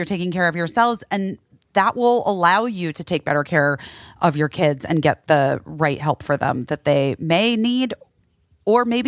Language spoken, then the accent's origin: English; Arizona, United States; I am from Arizona.